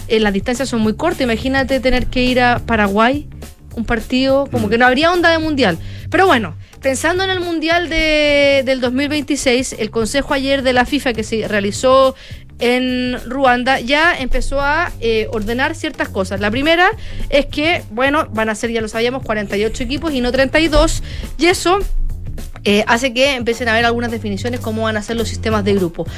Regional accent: Chile; siendo chilena

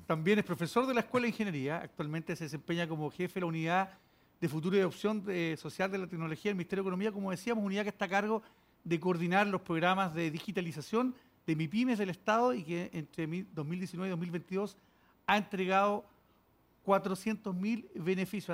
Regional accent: Chile; como chilenos

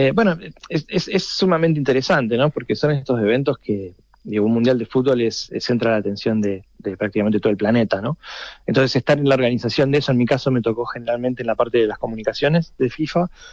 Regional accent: Argentina; el acento me, condena, soy argentino

